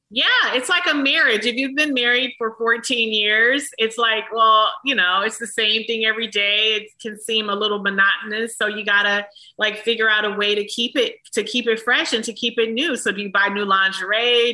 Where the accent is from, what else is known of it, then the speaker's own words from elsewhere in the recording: Detroit, Michigan, United States; moved away; also born or lived in Atlanta; a little black girl from Detroit